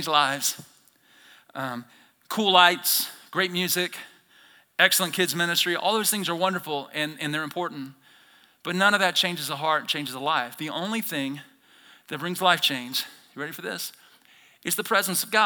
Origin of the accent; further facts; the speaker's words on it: Alabama, United States; moved away as an adult; now in Idaho, United States; I'm from Alabama originally, born and raised